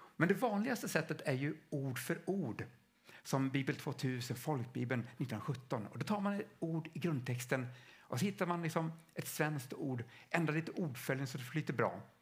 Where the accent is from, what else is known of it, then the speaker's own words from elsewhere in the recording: Stockholm, Stockholm County, Sweden; själv kommer jag från Stockholm.